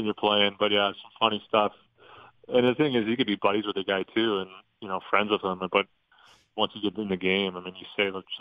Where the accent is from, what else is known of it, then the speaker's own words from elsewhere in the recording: St. Louis, Missouri, United States; also born or lived in Denver; now in Dallas, United States; I was born in Denver, and I was only there for 8 months. So I, you know, pretty much grew up, still go back to St. Louis in the summers, and that's still home